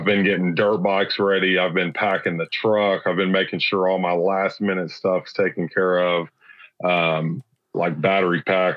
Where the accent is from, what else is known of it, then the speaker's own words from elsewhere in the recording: Central Texas, United States; I grew up here in Central Texas.